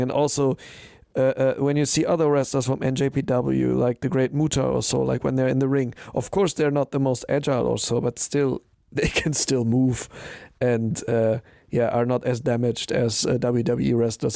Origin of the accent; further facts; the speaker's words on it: Germany; I'm German